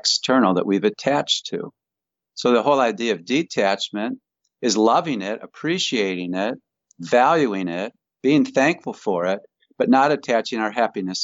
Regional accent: Grand Rapids, Michigan, United States; Grand Rapids is where I was born

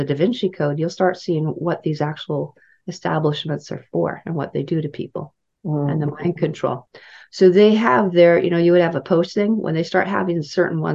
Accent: Saskatoon, Saskatchewan, Canada; moved away; also born or lived in Kamloops; I grew up in Saskatoon

